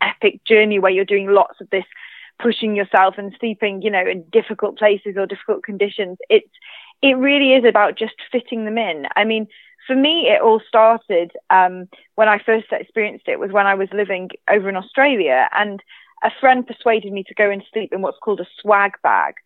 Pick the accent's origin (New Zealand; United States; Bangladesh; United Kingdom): United Kingdom; mainland Britain, which is my home country